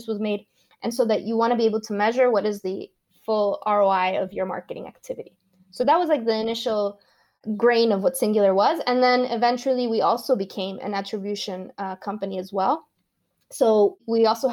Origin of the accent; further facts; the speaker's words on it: Caracas, Capital District, Venezuela; moved away as an adult; I was born and grew up in Venezuela until I was 18